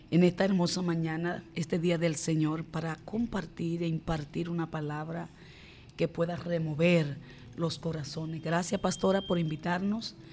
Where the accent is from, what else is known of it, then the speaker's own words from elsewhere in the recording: Barahona, Dominican Republic; Conozco al Señor a través de una poderosa campaña que fue dada en mi ciudad natal, Barahona.